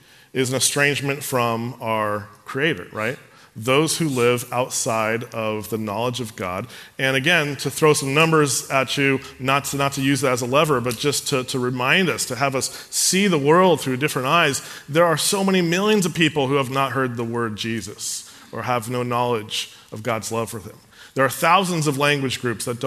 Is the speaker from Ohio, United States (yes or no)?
no; San Carlos, California, United States; I grew up in San Carlos